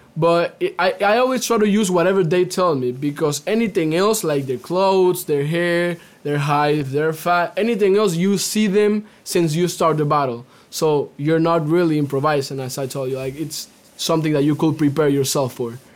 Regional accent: Cuba; now in United States; I'm native from Cuba

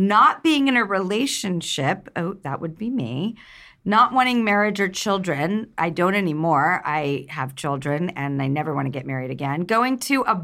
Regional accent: Los Angeles, California, United States; I grew up in Los Angeles

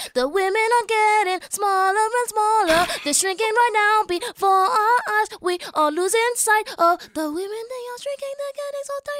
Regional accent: Boston, Massachusetts, United States; moved away as an adult; now in New York, United States; I'm from Boston that's originally.

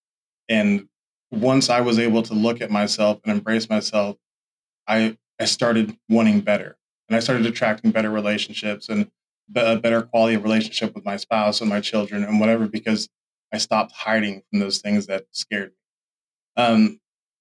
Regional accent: Oklahoma, United States; also born or lived in Chickasha / Tulsa; I'm initially from Oklahoma City, but I have not lived in the same spot at all. My earliest memories are of a little, like, I was born in Oklahoma City, but we lived in Chickasha early in my life.

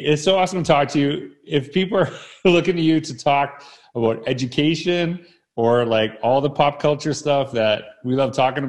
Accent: Humboldt, Saskatchewan, Canada; So I grew up in Humboldt, Saskatchewan.

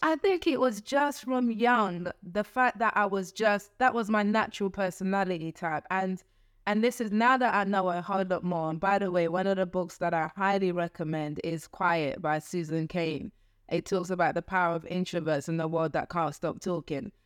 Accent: London, United Kingdom; I grew up in East London

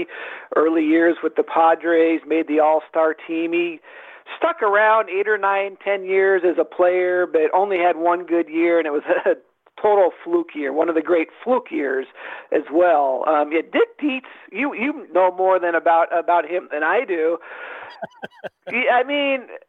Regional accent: Seattle, Washington, United States; I grew up in Seattle

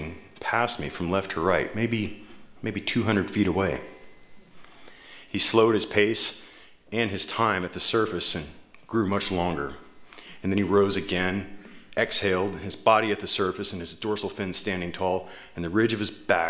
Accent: Tacoma, Washington, United States; my hometown, Tacoma

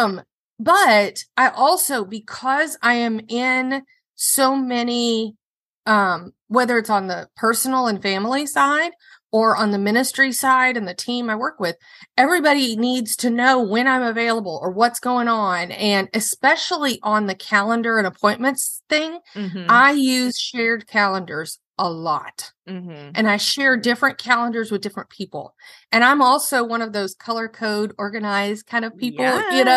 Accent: Baton Rouge, Louisiana, United States; I grew up in Baton Rouge.

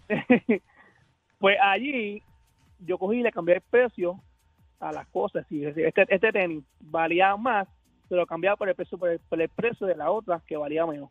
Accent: Dorado, Puerto Rico; Alejandro es de Dorado y yo soy de Dorado

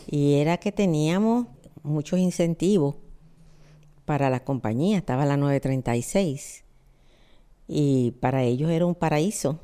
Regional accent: Puerto Rico

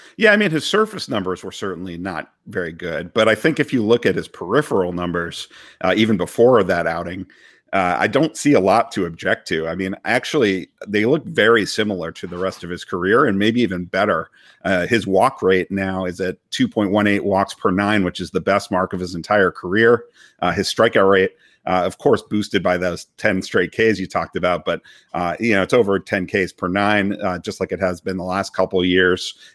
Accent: Boston, Massachusetts, United States; now in Washington, DC, United States; growing up in Boston

